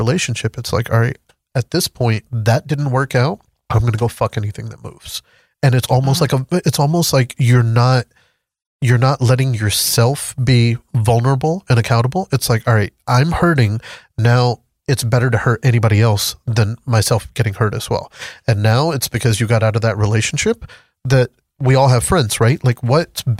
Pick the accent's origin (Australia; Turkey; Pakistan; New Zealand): Pakistan; moved away; So originally I'm from Pakistan